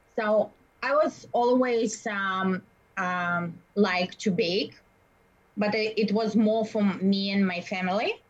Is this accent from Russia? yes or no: yes; Russia; English is a second language; moved away as an adult; now in Winnipeg, Canada; I'm from Russia.